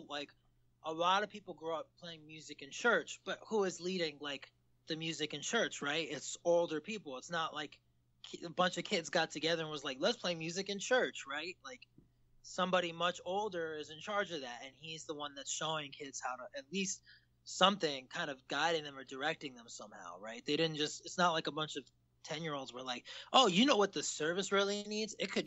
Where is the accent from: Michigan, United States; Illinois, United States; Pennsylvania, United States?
Michigan, United States; Ann Arbor; now in New York City, United States; I'm from Ann Arbor